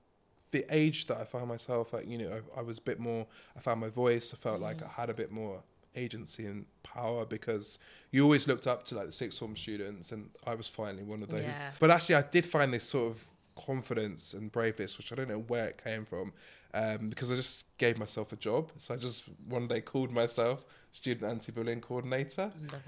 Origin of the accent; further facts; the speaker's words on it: Milton Keynes, South East England, United Kingdom; so I grew up in Milton Keynes and... some people will know it for roundabouts.